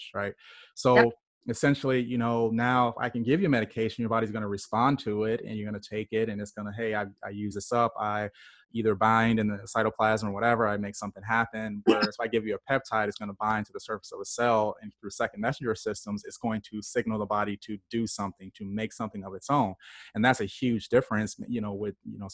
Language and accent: English; Illinois, United States; I grew up in Illinois, spent some time at the University of Illinois